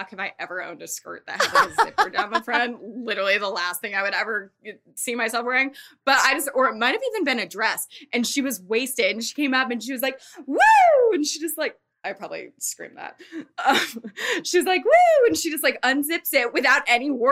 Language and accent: English; Thousand Oaks, California, United States; also born or lived in Arizona; now in Los Angeles, United States; I'm from Thousand Oaks. So I moved back home